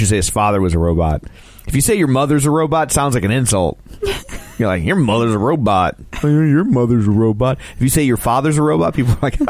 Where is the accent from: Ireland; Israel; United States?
Ireland; Yeah, I'm such a big drinker. What, because I'm Irish?